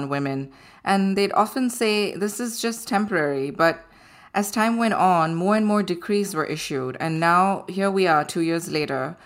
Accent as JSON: {"language": "English", "town": "Ahmedabad", "region": "Gujarat", "country": "India", "tie": "born or raised there", "moved": "yes", "said": "my hometown, Ahmedabad, in India, where I grew up."}